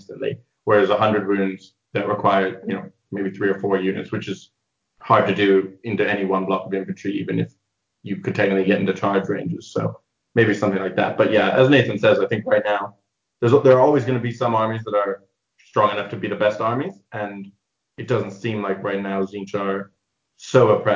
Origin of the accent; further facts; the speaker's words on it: England, United Kingdom; moved away as an adult; also born or lived in near Chicago, Illinois, United States / Edinburgh, Scotland; now in Leamington Spa, United Kingdom; I lived in the US near Chicago till I was 8, and then I moved to England because of my dad's work, and I was there till I was 18